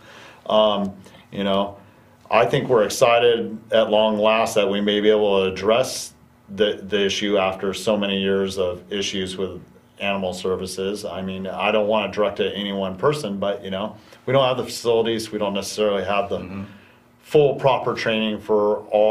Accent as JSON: {"language": "English", "area": "Calaveras County", "region": "California", "country": "United States", "tie": "born or raised there", "said": "the country that I grew up in Calaveras County."}